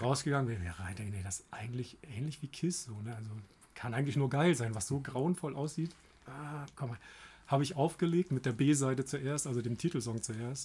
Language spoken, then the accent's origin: German; Germany; ich komme aus der Heide